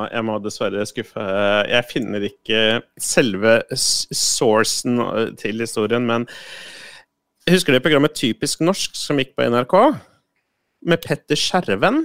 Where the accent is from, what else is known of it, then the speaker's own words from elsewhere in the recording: Moss, Østfold, Norway; hjemme i Moss